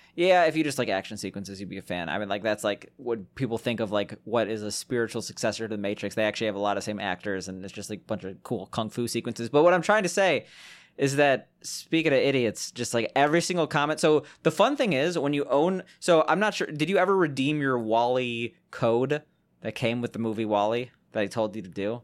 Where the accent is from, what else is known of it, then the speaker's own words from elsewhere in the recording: Chicago, Illinois, United States; we're both from Chicago